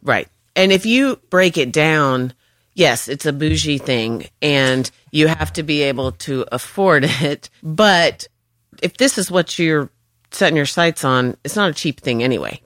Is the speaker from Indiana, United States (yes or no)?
no; North Carolina, United States; moved away as an adult; also born or lived in Georgia; I was from North Carolina